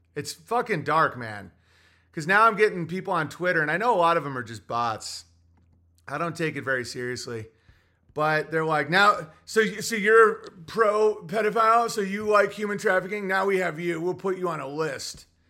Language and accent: English; Oswego, New York, United States; born or raised there